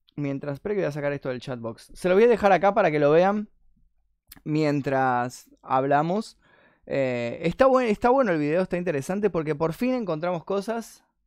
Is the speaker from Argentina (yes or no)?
yes; Argentina; soy argentino.